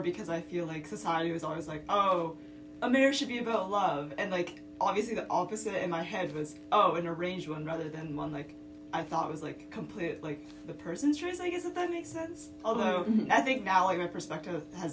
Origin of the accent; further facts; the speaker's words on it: Southern New Hampshire, United States; I'm from Southern New Hampshire